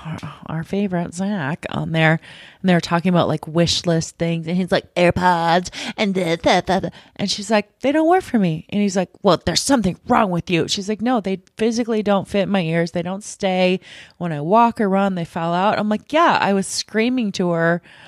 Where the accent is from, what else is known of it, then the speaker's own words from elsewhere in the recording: Seattle, Washington, United States; Well, you guys, I'm from Seattle.